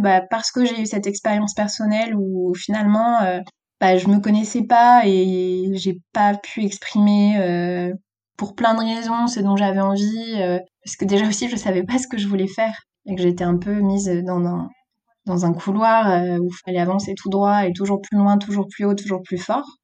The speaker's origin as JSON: {"language": "French", "area": "South Finistère", "region": "Brittany", "country": "France", "tie": "born or raised there", "also_born_or_lived": "Nantes", "moved": "as an adult", "said": "j'avais fait mon lycée à Quimper, j'ai grandi dans le Sud Finistère"}